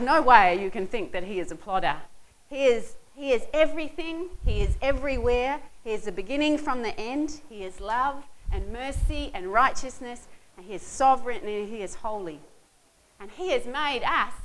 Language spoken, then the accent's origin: English; Southland, New Zealand; I come from Southland, and there's mud.